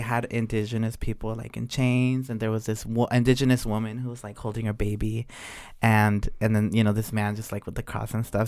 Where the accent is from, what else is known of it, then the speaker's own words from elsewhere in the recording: Oaxaca, Mexico; about my home state, how in Oaxaca specifically